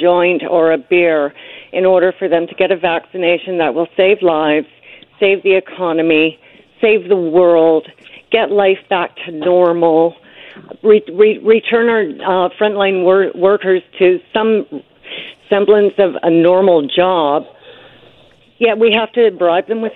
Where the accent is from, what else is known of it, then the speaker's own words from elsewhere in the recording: British Columbia, Canada; as British Columbians and Canadians